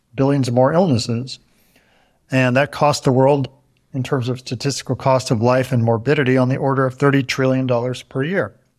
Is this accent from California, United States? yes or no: yes; Northern California, United States; I'm from Northern California